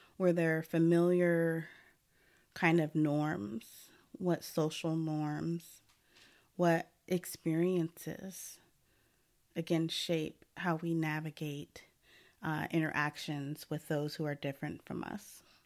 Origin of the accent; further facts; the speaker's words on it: Portland, Oregon, United States; also born or lived in Lake Oswego; I was born and raised in Portland, Oregon